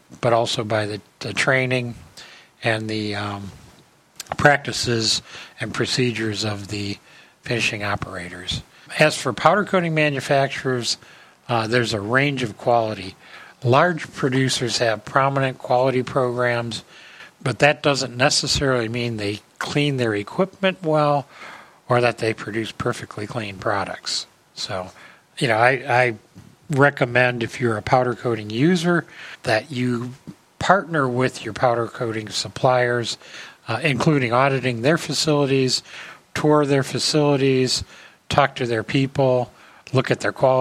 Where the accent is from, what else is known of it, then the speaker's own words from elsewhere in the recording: Cleveland, Ohio, United States; I grew up in Cleveland